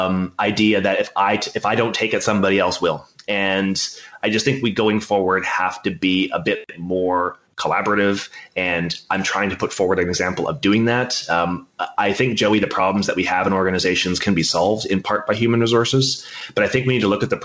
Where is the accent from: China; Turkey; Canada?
Canada; I'm a Canadian.